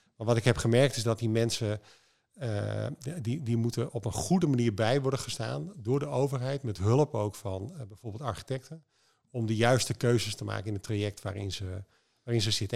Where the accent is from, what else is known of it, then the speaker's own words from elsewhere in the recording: Netherlands; wij als Nederlander